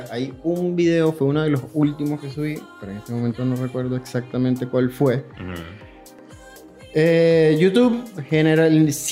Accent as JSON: {"language": "Spanish", "town": "Guarenas", "region": "Miranda", "country": "Venezuela", "also_born_or_lived": "Oriente", "said": "Mira, yo soy de Guarenas. Nací en Guarenas"}